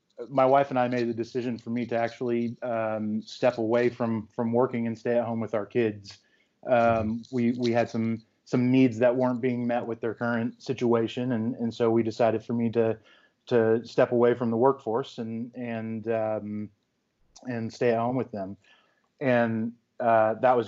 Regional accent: Central Florida, United States; moved away; I'm originally from Central Florida, and we had a pond in our backyard that every day after school I'd go down

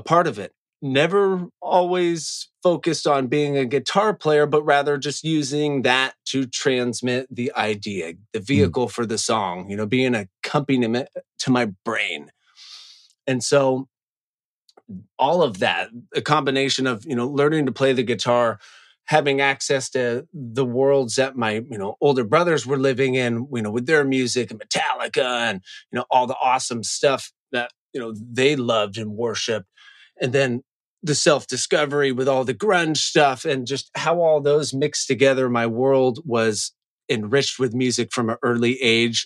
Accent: Seattle, Washington, United States; also born or lived in Northern California; now in Los Angeles, United States; I grew up in Seattle and I had 5 older brothers

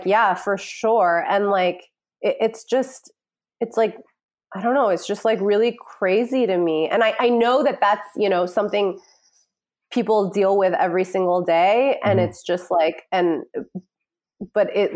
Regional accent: New York City, New York, United States; I grew up in New York City

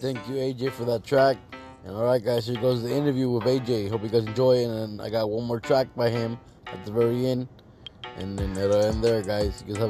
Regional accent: Orange County, California, United States; now in Riverside, United States; I'm from Orange County, man, but I live out here in Riverside now.

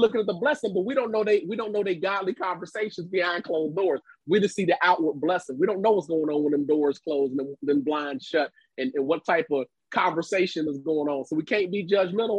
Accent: Cincinnati, Ohio, United States; my hometown of Cincinnati, Ohio

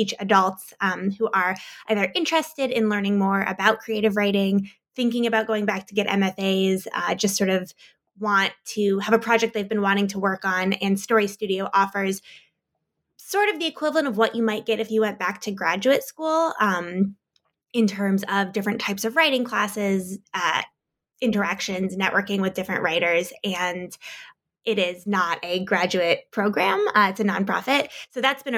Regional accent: United States; moved away as an adult; also born or lived in Iowa; I grew up outside of Washington, D.C.

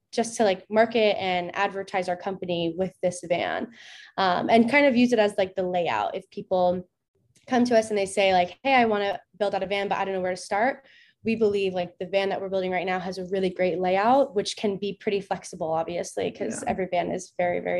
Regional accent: West Palm Beach, Florida, United States; I also grew up in West Palm

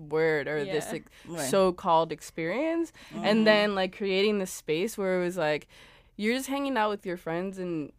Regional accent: Los Angeles, California, United States; moved away as an adult; also born or lived in Berlin; I was born in Los Angeles. I also went to school out there

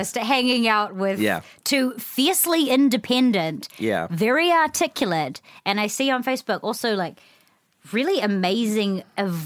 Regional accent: New Zealand; moved away as an adult; now in United States; I grew up in New Zealand

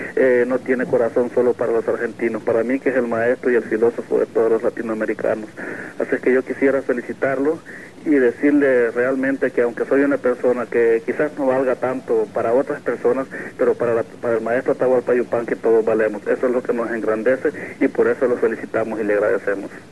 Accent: El Salvador; yo no soy argentino, yo soy salvadoreño

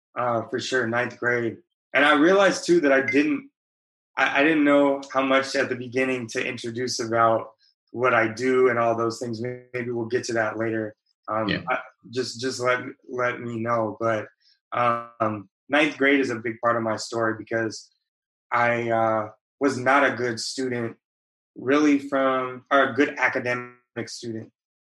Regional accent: West Coast, United States; But I spent a lot of time, I grew up on the West Coast, but was fortunate to. It's not like I grew up in the bubble of the West Coast.

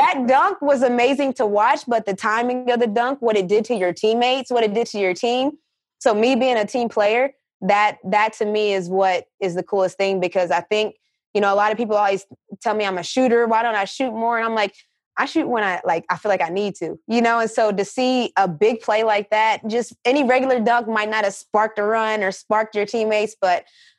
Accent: West Virginia, United States; also born or lived in Connecticut; I was born and raised in West Virginia

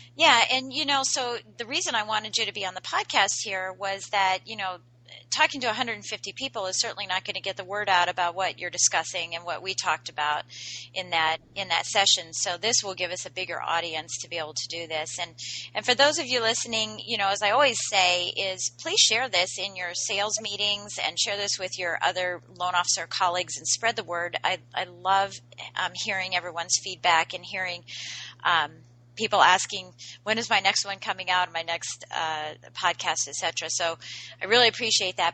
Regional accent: Washington, District of Columbia, United States; in the DC metro area, which is my hometown area

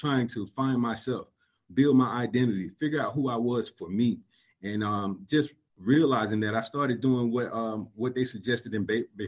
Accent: Columbus, Georgia, United States; moved away; I'm originally from Columbus, Georgia. I grew up in a single-parent home

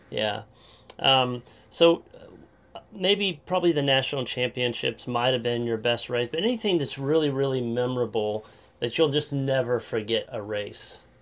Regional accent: Claremore, Oklahoma, United States; close to my hometown, Claremore, not too far from here

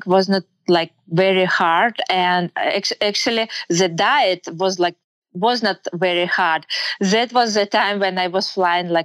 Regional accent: Kyrgyzstan; English is a second language; moved away as an adult; now in United States; I grew up and I was born in Kyrgyzstan. It's a Central Asian country. I'm Russian by nationality. But like about 5 years ago, we moved here in US.

